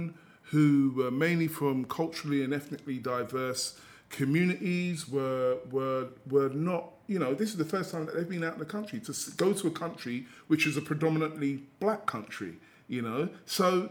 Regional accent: England, United Kingdom; We were English. We were from a children's home.

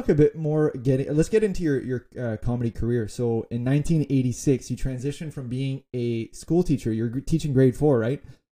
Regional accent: Canada; As a Canadian

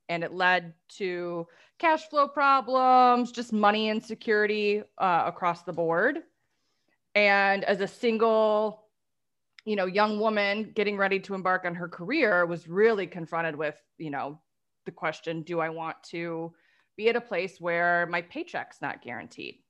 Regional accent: Detroit, Michigan, United States; we're from the Motor City

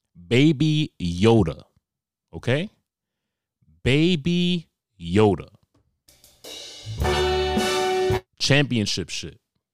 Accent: Australia; accent: Australian; As you can tell by my accent, I'm from Australia.

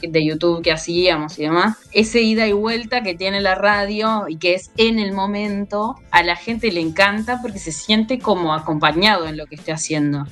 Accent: Colonia, Uruguay; yo soy de Colonia

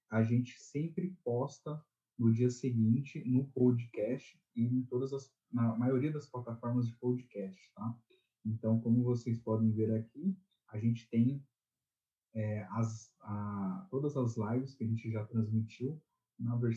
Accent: São Paulo, Brazil; eu nasci em São Paulo, mas eu sempre tive um pezinho ali no Nordeste. Né? Então, durante toda a minha infância, minha adolescência, eu fui muitas vezes, até hoje, vou ali para o Nordeste, né? mais especificamente para Paraíba.

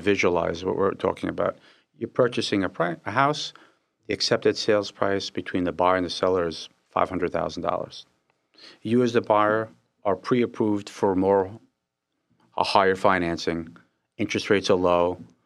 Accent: Israel; I was born in Israel.

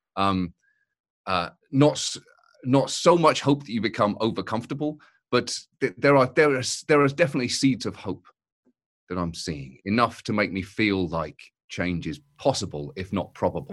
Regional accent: United Kingdom; as a British person

